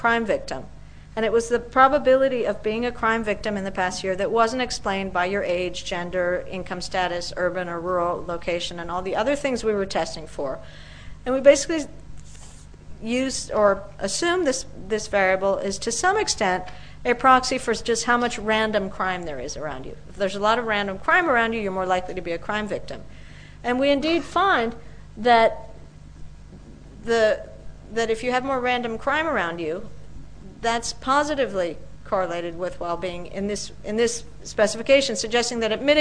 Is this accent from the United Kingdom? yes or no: no; Peru; now in Washington, United States; I'm from Peru.